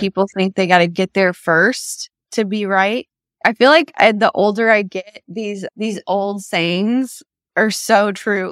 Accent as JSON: {"language": "English", "town": "Nashville", "region": "Tennessee", "country": "United States", "tie": "born or raised there", "said": "I'm from Nashville, was raised here"}